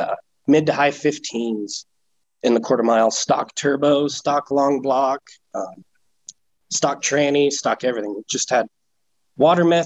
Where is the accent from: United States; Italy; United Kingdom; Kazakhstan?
United States; Grand Junction, Colorado; moved away as an adult; also born or lived in Pennsylvania / Iowa; I moved back here to my hometown, Grand Junction, and I live 5 minutes